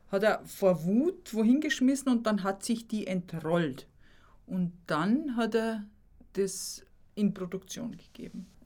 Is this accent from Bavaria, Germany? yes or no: yes; Lower Bavaria, Germany; in Bayern in Altbayern, ich komme ja aus Niederbayern, da wird es eher weniger gefeiert.